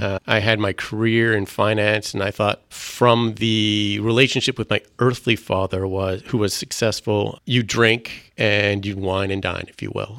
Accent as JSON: {"language": "English", "town": "Vancouver", "region": "British Columbia", "country": "Canada", "tie": "born or raised there", "first_language": "French", "second_language": "English", "said": "I grew up here in Vancouver"}